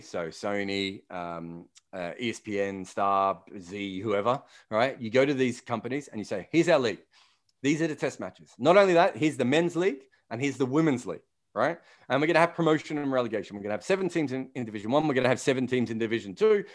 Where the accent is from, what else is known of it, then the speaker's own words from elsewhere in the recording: Australia; moved away as an adult; now in England; I'm, I'm born and bred in Australia